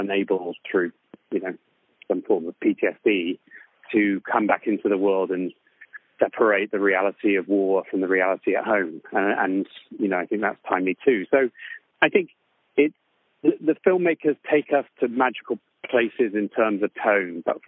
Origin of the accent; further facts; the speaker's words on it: West Country, South West England, United Kingdom; I grew up in the West Country in the UK